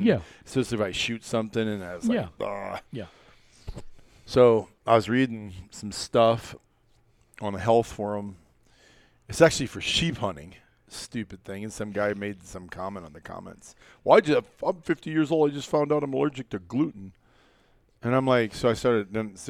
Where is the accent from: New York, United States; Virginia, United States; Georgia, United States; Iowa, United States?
Iowa, United States; way before I got into rifle gear because I'm a kid from Iowa, right?